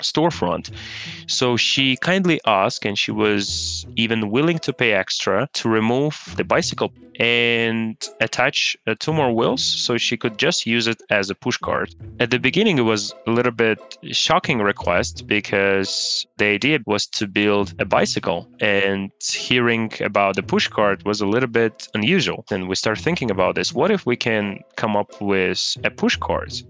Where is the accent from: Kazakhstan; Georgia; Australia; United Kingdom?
Kazakhstan; also born or lived in Switzerland; now in United States; I grew up in Kazakhstan.